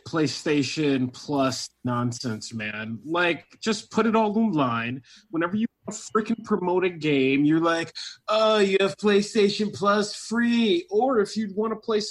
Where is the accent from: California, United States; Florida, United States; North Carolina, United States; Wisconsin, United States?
Wisconsin, United States; I'm from Wisconsin